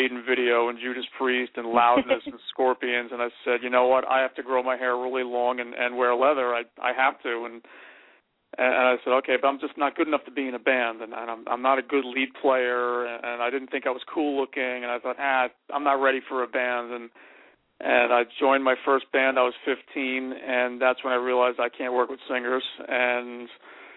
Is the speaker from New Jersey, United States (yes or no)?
yes; North Arlington, New Jersey, United States; I grew up in North Arlington